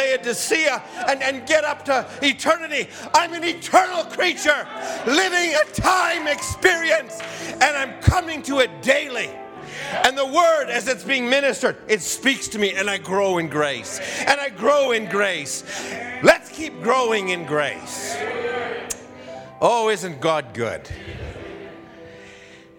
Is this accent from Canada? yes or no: yes; Alberta, Canada; I was from Alberta